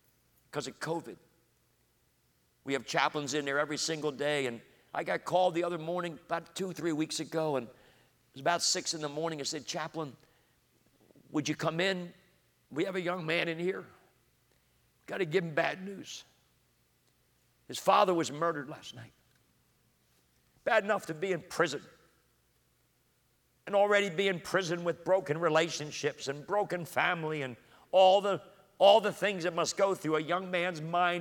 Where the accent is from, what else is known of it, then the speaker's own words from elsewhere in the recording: Coatesville, Pennsylvania, United States; I grew up in Coatesville and fell in love with the African-American community